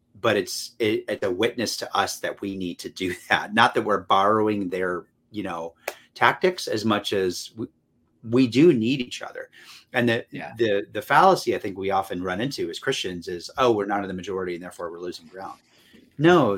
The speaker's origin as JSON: {"language": "English", "region": "North Carolina", "country": "United States", "tie": "born or raised there", "said": "North Carolina, which is my home state"}